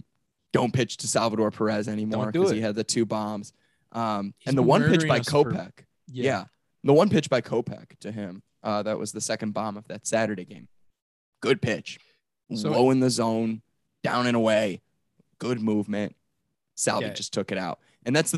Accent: Park Ridge, Illinois, United States; I'm from Chicago. I'm from Park Ridge

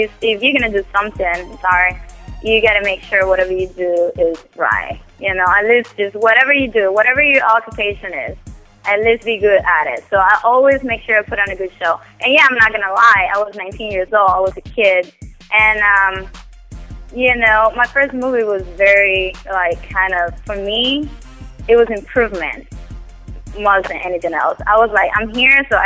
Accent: Cuba; English is a second language; moved away as an adult; I came from Cuba. I came 5 years ago.

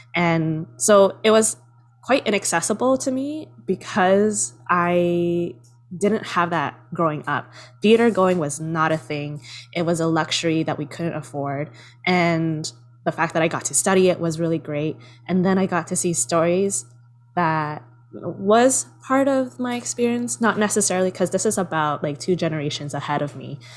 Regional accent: Southern Vietnam, Vietnam; accent: southern (Vietnamese); also born or lived in Berlin, Germany; now in Toronto, Canada; speak to them in my southern accent

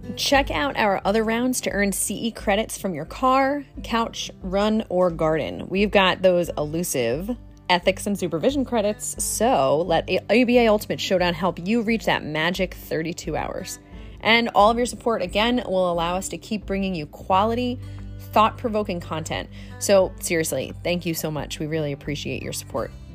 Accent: Jersey Shore, New Jersey, United States; also born or lived in Hawaii; I was born and raised on the Jersey Shore

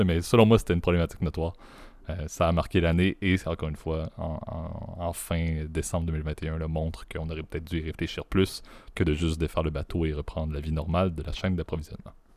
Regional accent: Canada; en tant que bon Canadien pacifiste

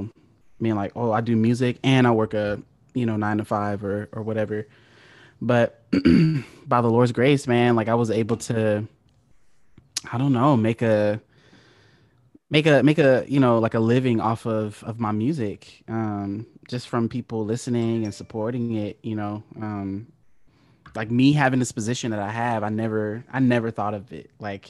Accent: Oceanside, California, United States; I'm from San Diego, California. So I grew up it's not a small city, but it's like it's part of San Diego County called Oceanside, California

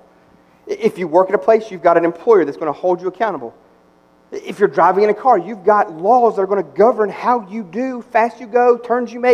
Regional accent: United States; I am American through and through

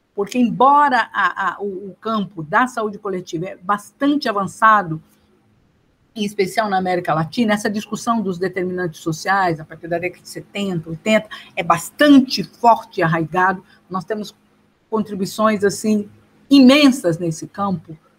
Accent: São Paulo, Brazil; Eu nasci, fui nascida e criada na cidade de Dutra, Interlagos

